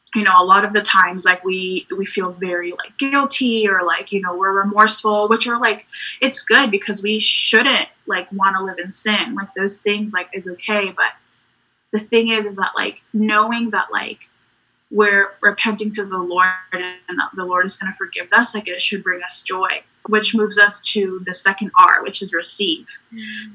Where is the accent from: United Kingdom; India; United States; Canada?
United States; North Carolina; also born or lived in Puerto Rico; I'm from Puerto Rico. Um, that's where I was born and raised for like a bit of my childhood, where my family's from. Mm. Um, and then I lived in North Carolina for a really long time. So, North Carolina is my home